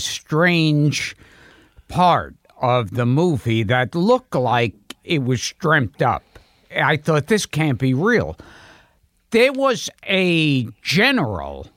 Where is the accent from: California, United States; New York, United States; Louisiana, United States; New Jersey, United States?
New York, United States; New York City; born in Coney Island, then Crown Heights, and then Borough Park